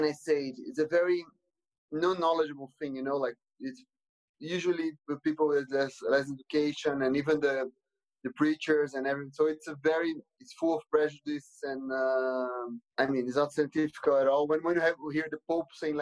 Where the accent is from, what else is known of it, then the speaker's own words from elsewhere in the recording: Brazil; I'm from Brazil